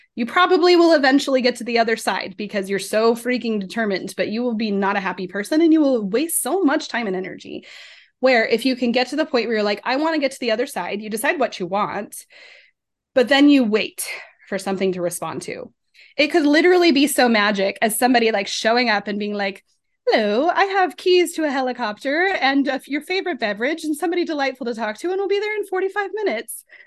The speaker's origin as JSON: {"language": "English", "region": "Colorado", "country": "United States", "tie": "born or raised there", "said": "I grew up in Colorado, so Rocky Mountains"}